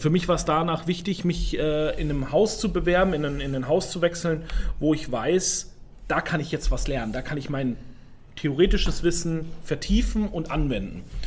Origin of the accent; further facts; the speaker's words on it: Rhön, Franconia, Bavaria, Germany; Ich komme aus Franken, aus einer Weinbauregion